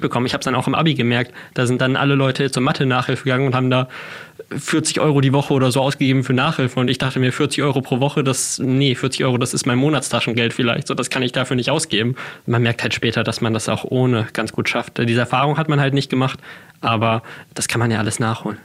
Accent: Hamburg, Germany; Ich bin äh, damals in Hamburg geboren, relativ schnell haben sich meine Eltern dann getrennt. Ich bin dann äh, eine Zeit lang bei meinem Vater, eine Zeit lang bei meiner Mutter aufgewachsen

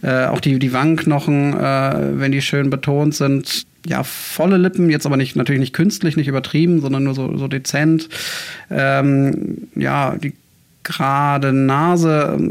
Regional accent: Bremen, Germany; also born or lived in Hamburg; ich äh, bin gebürtiger Bremer, bin dann zum Studium nach Hamburg gegangen

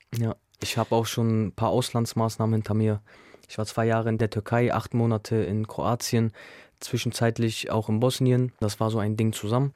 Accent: Bremen, Germany; Also ich bin in Gröpeling aufgewachsen

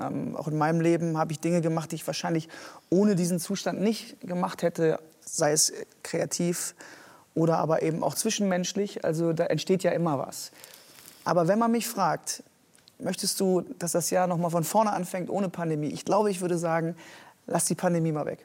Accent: Geldern, North Rhine-Westphalia, Germany; now in Hamburg, Germany; ich bin auf dem Dorf groß geworden, äh, katholische Gegend im Rheinland

